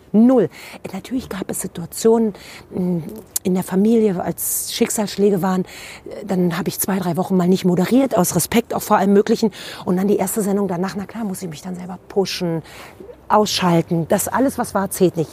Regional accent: Berlin, Germany; ich bin geboren in Berlin Mitte und habe bis dahin auch immer da gelebt

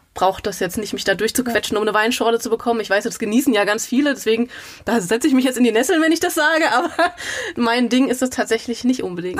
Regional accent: Gelnhausen, Hesse, Germany; moved away as an adult; also born or lived in Frankfurt; now in Mainz, Germany; Ursprünglich komme ich eher aus Osthessen. Also ich komme aus Gelnhausen

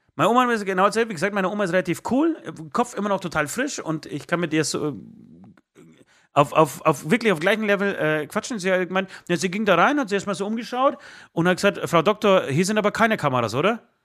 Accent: Katowice, Silesian Voivodeship, Poland; also born or lived in Tychy; now in Germany; meine Familie oder ich komme aus, aus Katowice, äh, grob Tichau, Katowice, Oberschlesien

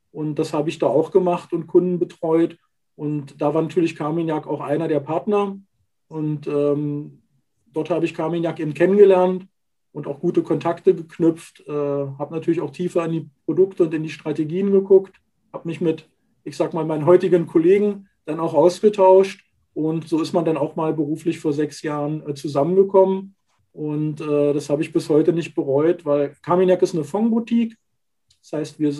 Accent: Magdeburg, Saxony-Anhalt, Germany; born there; Ich bin gebürtiger Magdeburger, habe dort also meine ersten beruflichen Schritte gemacht

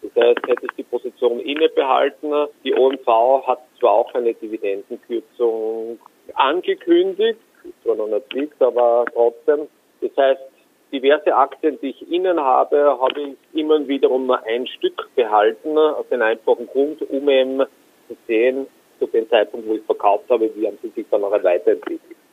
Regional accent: Austria; Ich komme aus Österreich

